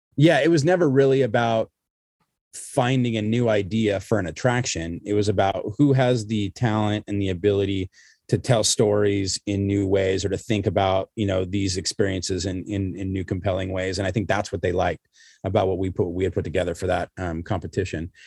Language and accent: English; Southern California, United States; I grew up here in Southern California, which is, you know, where I am still